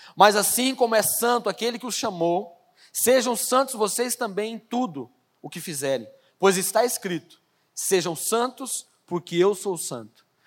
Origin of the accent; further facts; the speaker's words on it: Brazil; eu sou brasileiro também